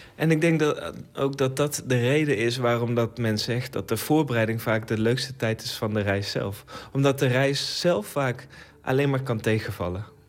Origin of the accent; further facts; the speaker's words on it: Netherlands; ik zelf een Nederlandse maker ben